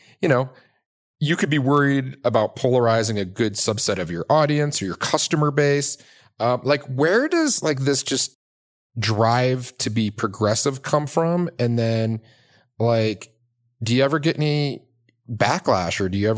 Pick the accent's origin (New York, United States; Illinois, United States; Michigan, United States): Michigan, United States; outside of Detroit; now in Boulder, United States; I'm from the Midwest. I'm from, you know, grew up in outside of Detroit